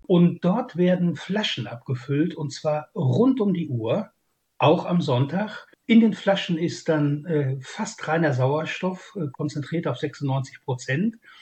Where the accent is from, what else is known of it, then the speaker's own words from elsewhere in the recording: Ruhr area, North Rhine-Westphalia, Germany; bei uns im Ruhrgebiet